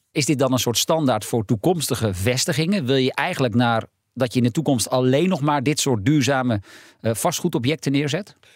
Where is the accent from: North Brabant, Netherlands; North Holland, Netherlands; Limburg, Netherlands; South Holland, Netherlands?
North Holland, Netherlands; Heiloo; Ik kom zelf uit Heilo.